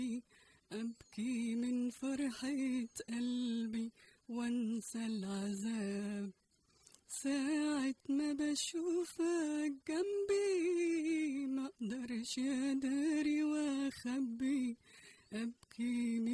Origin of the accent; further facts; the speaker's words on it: Casablanca, Casablanca-Settat, Morocco; moved away; I was born and raised in Morocco, Casablanca